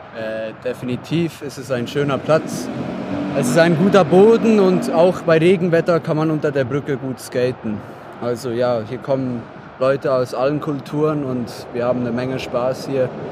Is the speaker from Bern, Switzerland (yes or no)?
yes; Bern, Switzerland; ich komme aus der Berner Region